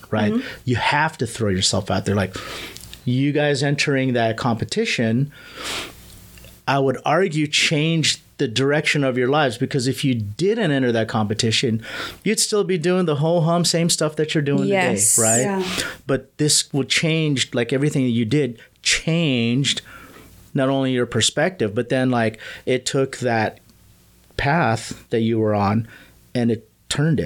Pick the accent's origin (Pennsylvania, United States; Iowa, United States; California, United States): California, United States; also born or lived in Manila, Philippines; I'm a California boy